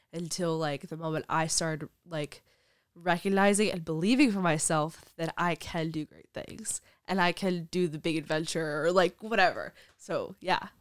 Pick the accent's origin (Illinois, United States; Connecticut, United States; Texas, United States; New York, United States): New York, United States; Brooklyn; I'm from Brooklyn